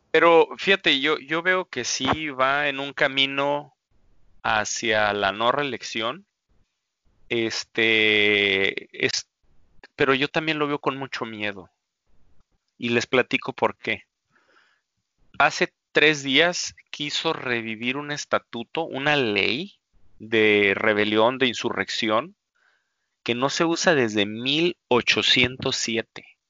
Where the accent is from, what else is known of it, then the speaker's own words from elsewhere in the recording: Mexico; nosotros como mexicanos